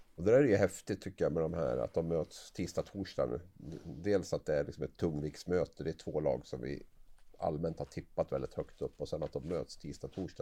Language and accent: Swedish; Gävle, Gävleborg County, Sweden; Jag är från, från Gävle